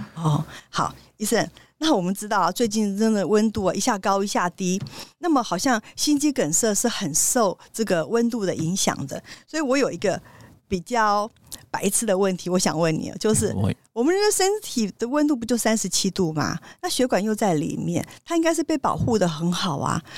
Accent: Taiwan; 我们台湾人很可爱啊

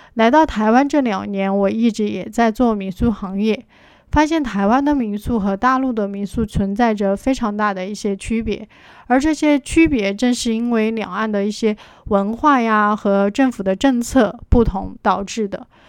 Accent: Chengdu, Sichuan, China; 我来自四川成都， 在两岸民宿行业有八年的从业经历

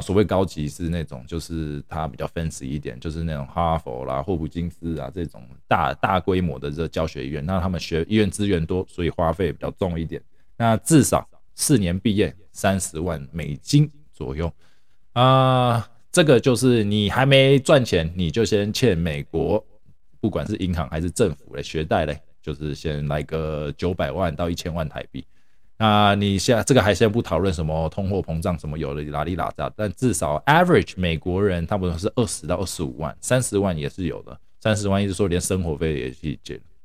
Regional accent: Taiwan; now in United States; 我是，本身是从台湾来的

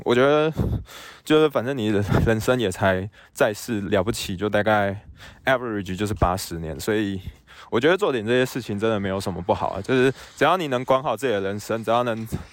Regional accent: Tainan, Taiwan; moved away as an adult; also born or lived in Taipei, Taiwan; now in Alaska, United States; 因为我是台南人

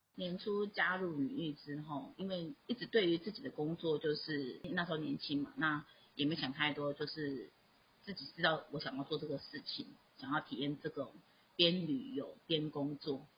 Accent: Taiwan; moved away; also born or lived in Myanmar; 我就是台湾人

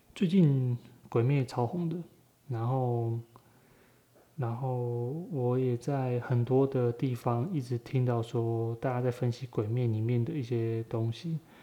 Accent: Taiwan; 身为，身为台湾人

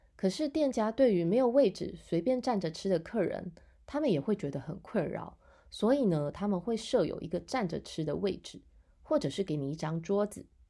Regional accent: Taiwan; 这也是我们台湾人的习惯

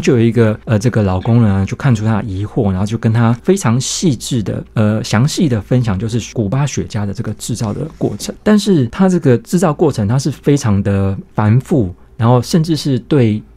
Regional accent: Taiwan; 我们台湾这边

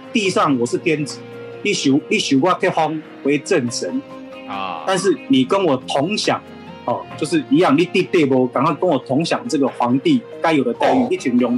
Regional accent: Yunlin County, Taiwan; 我是云林人，我是东南人

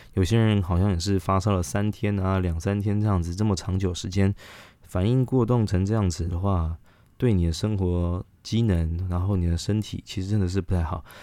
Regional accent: Taiwan; 我们台湾人

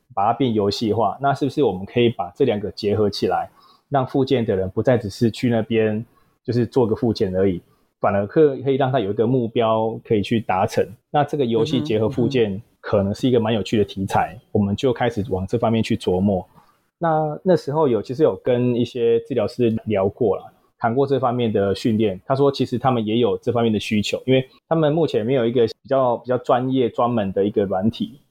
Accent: southern Taiwan, Taiwan; 本身南部人啊，所以求学阶段啦，然后也没有到北部，然后也是土生土长的南部人

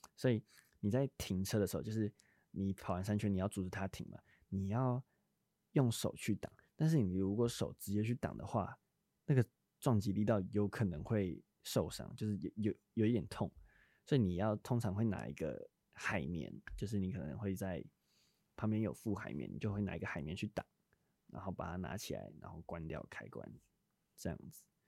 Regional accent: New Taipei, Taiwan; 我新北人，我们那边是，我们学校是都叫豆盘

